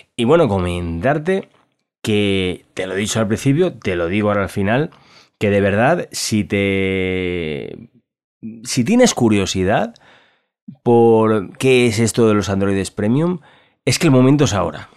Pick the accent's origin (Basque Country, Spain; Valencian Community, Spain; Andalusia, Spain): Valencian Community, Spain; Valencia; yo soy de Valencia, en España